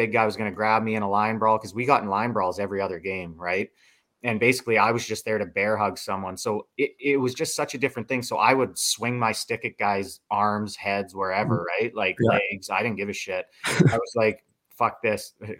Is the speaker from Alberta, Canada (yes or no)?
yes; Lethbridge, Alberta, Canada; Lethbridge never had anyone born and raised in Lethbridge in like 40 years to really, truly come from there.